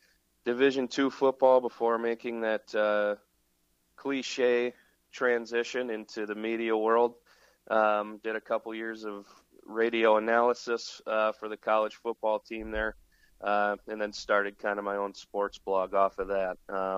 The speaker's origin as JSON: {"language": "English", "region": "Iowa", "country": "United States", "tie": "born or raised there", "moved": "yes", "lives_now": "Minneapolis, United States", "said": "Well, I hail from Iowa originally. The only native Iowan in a family full of Wisconsin natives."}